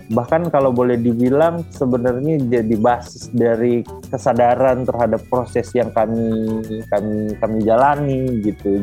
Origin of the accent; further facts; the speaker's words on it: Eastern Indonesia, Indonesia; now in Jakarta, Indonesia; saya lahir besar di Indonesia Timur